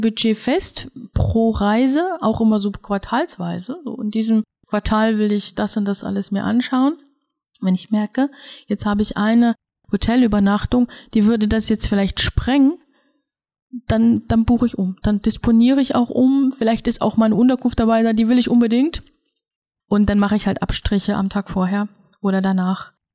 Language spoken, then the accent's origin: German; Germany; bei uns in Deutschland